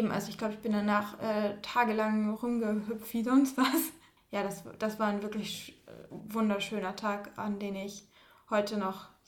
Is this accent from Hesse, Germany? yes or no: no; Schleswig-Holstein, Germany; Schleswig-Holstein. Doch, Schleswig-Holstein.